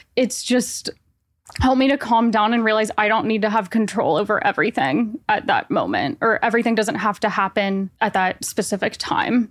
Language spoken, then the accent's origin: English; Nashville, Tennessee, United States; moved away as an adult; now in New York, United States; I am originally from Nashville, Tennessee, but I've been living in New York for six years